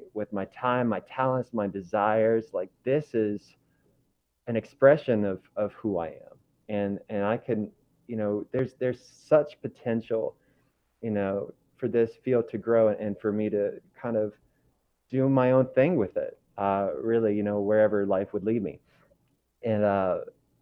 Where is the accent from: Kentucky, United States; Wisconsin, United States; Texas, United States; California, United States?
Kentucky, United States; moved away as an adult; also born or lived in Florida; I was born and raised in Kentucky. So I actually grew up on a small farm next to a lot of cows and not that many people